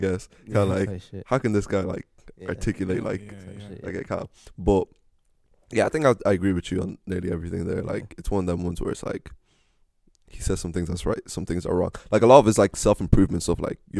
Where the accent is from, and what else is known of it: Ireland